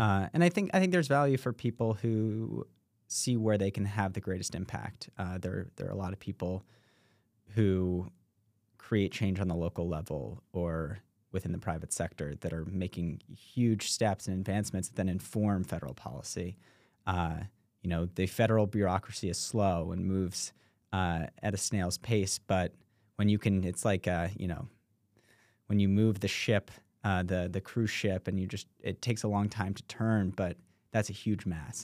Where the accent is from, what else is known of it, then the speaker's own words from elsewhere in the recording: New York City, New York, United States; I grew up in New York City